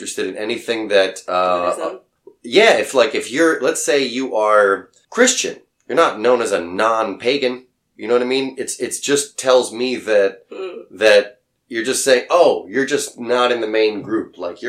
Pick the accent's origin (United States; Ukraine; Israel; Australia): Israel; I was born in Israel, that I have Israeli parents